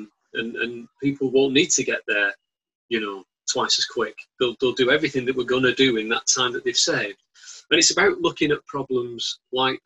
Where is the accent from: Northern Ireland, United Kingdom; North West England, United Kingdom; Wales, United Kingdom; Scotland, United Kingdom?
North West England, United Kingdom; Bolton; as you know from my accent, I'm from Bolton